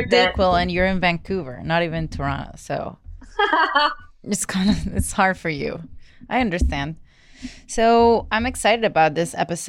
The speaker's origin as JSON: {"language": "English", "country": "Venezuela", "moved": "yes", "said": "\"Where are you from?\" And I was like, \"Venezuela.\""}